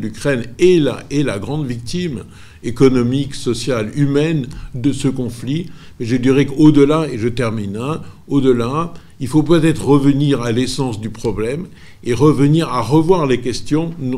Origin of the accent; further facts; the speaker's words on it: Corsica, France; je suis corse